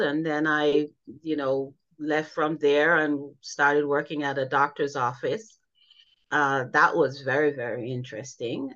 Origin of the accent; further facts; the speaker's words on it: Jamaica; now in United States; I grew up in Jamaica